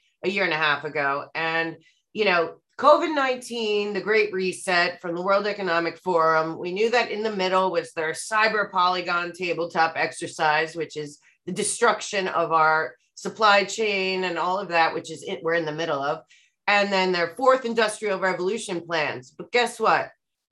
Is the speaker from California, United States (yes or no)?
no; New York City, New York, United States; Times Square in New York City, my hometown